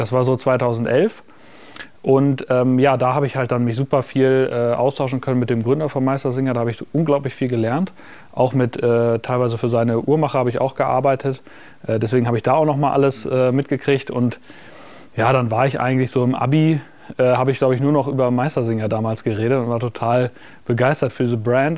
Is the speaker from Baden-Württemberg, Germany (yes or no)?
no; Münster, North Rhine-Westphalia, Germany; moved away; damals habe ich ja noch in meiner Heimatstadt Münster gewohnt